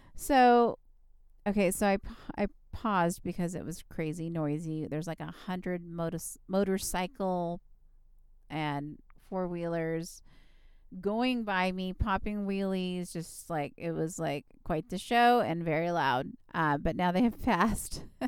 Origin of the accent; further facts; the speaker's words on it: California, United States; I'm from California